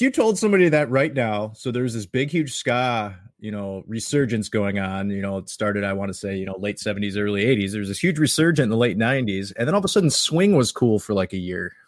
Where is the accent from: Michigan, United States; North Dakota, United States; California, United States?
Michigan, United States; Detroit; we're from Detroit